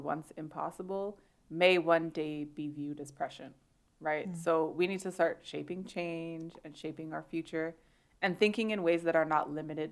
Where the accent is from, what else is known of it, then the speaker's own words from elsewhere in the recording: Canada; I'm Canadian